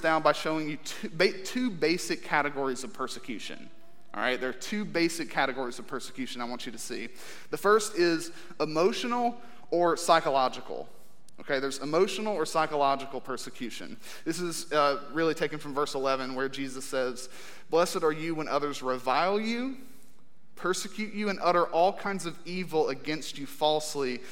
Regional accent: United States; as American Christians

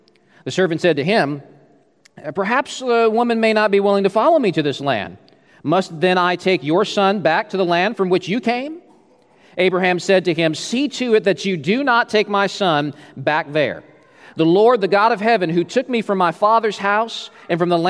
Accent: Alaska, United States; moved away as an adult; also born or lived in Alberta; I was from Alaska

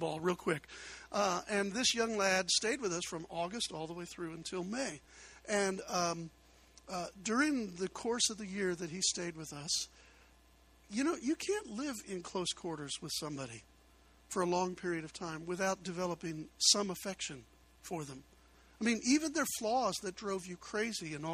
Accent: Chicago, Illinois, United States; moved away; I'm from Chicago

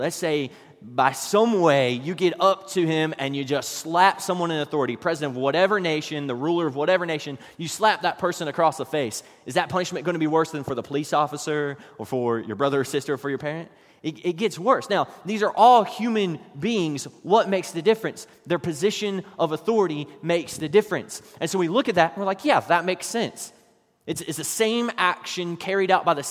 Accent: West Virginia, United States; while I was growing up in West Virginia

